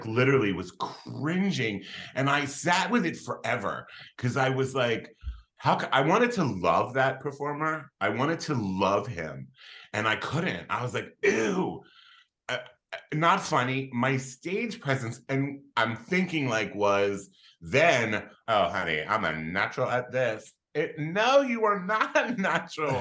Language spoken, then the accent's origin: English; Philadelphia, Pennsylvania, United States; I was I was born and raised in Philadelphia, Pennsylvania